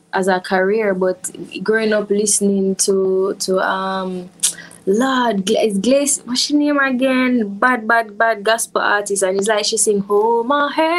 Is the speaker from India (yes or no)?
no; Jamaica; I grew up in Harborview in Jamaica